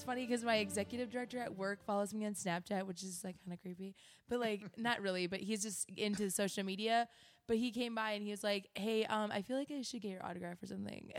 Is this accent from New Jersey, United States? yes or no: no; Wisconsin, United States; now in Austin, United States; And this is … you can find me at Midwest in the ATX. I'm from Wisconsin.